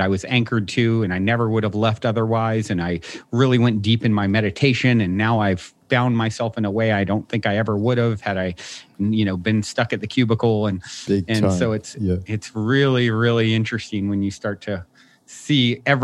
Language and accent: English; Virginia, United States; I was raised in Virginia on the East Coast